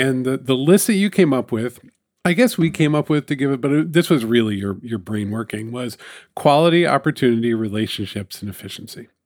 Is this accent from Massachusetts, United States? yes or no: no; New York, United States; It's my hometown newspaper